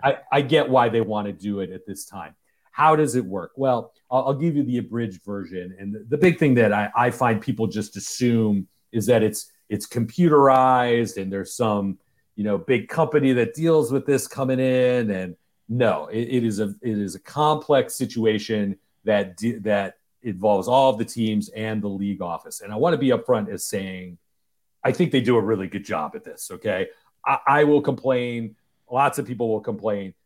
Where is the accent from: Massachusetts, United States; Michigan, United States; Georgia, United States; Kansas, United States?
Michigan, United States; Detroit; moved away; I'm from Detroit